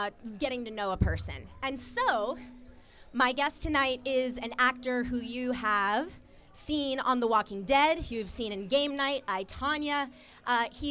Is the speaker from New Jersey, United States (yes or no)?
no; Atlanta, Georgia, United States; also born or lived in New York; now in Los Angeles, United States; I am from Atlanta originally